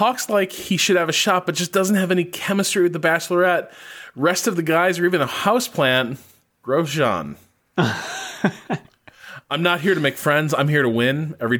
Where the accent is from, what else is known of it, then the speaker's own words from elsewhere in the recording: Dallas, Texas, United States; I'm from Dallas, Texas, and I find odd hours of race times fit my schedule.